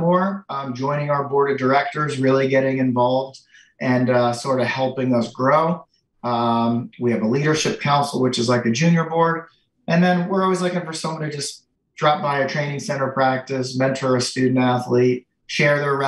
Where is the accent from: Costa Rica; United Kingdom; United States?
United States; Florida; now in New York, United States; I grew up in Florida